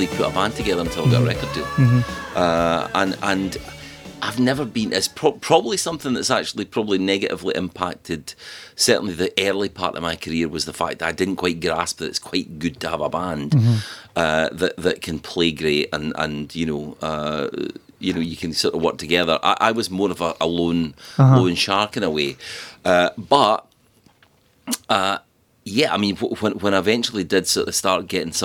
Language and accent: English; Falkirk, Scotland, United Kingdom; also born or lived in Glasgow; I was from Falkirk